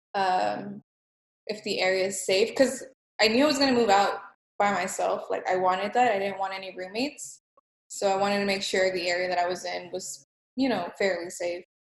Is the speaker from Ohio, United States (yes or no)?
no; Los Angeles, California, United States; now in Houston, United States; I was born in California in East LA, and I moved to Texas